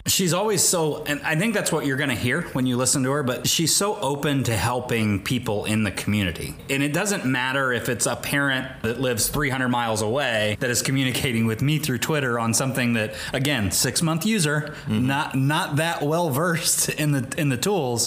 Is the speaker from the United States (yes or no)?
yes; Rushville, Indiana, United States; went to high school at Rushville Consolidated High School in Rushville, Indiana, and then got a chance to come back out of industry to teach a career and technical education course in my hometown